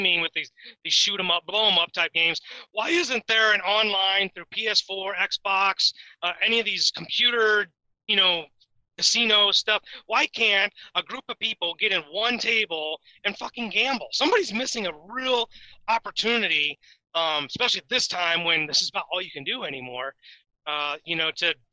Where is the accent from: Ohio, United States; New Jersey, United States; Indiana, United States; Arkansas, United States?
Indiana, United States; also born or lived in Colorado; I'm from Indiana.